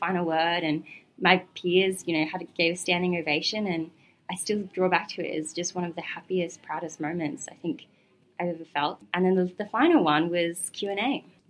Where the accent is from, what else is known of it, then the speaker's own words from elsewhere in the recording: Gold Coast, Queensland, Australia; now in Melbourne, Australia; I was growing up on the Gold Coast